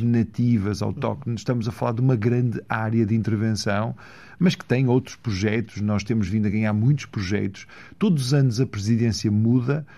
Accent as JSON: {"language": "Portuguese", "town": "Valongo", "region": "Norte", "country": "Portugal", "tie": "born or raised there", "also_born_or_lived": "Porto", "said": "eu nasci no Porto, fui para Valongo, cresci em Valongo, as minhas raízes são do Marão"}